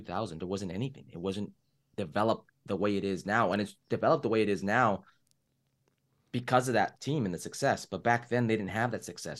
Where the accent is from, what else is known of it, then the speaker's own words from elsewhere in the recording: Oxnard, California, United States; also born or lived in Los Angeles, California / Las Vegas, Nevada; I grew up in a place called, uh, Oxnard, California.